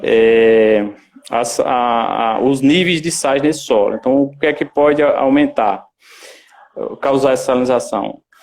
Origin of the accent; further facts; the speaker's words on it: Pernambuco, Brazil; moved away as an adult; now in Sergipe, Brazil; sou pernambucano e estou é, aqui em Sergipe desde 2014